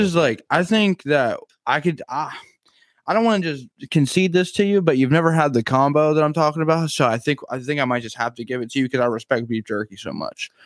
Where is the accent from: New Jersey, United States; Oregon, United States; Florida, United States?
New Jersey, United States; I'm from New Jersey